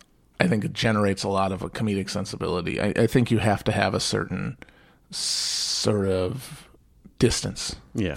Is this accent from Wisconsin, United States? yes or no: yes; Manitowoc, Wisconsin, United States; I grew up in Manitowoc